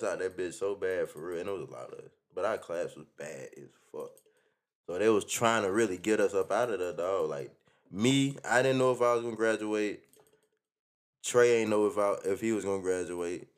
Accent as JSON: {"language": "English", "area": "Columbia County", "region": "Georgia", "country": "United States", "tie": "born or raised there", "said": "I'm from Columbia County"}